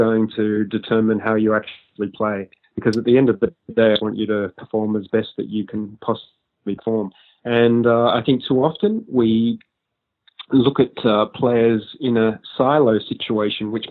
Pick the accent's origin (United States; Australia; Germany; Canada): Australia; as an Australian